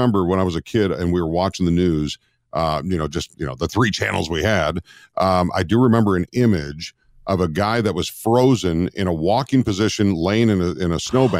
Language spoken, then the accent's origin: English; Minnesota, United States; moved away; I grew up in Minnesota in my younger years